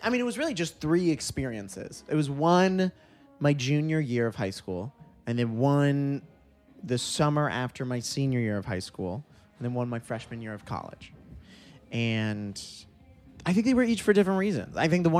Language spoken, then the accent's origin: English; Sarasota, Florida, United States; I grew up in Sarasota